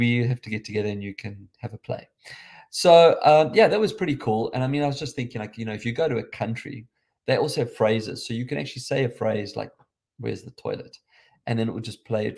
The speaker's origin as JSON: {"language": "English", "country": "South Africa", "accent": "South African"}